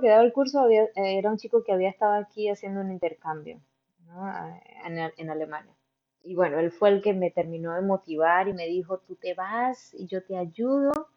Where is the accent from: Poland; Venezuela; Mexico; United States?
Venezuela; Barinas; moved away as an adult; also born or lived in Mérida, Venezuela / Valencia, Venezuela; now in Hamburg, Germany; De Venezuela yo vengo de Barinas, una ciudad pequeñita al occidente del país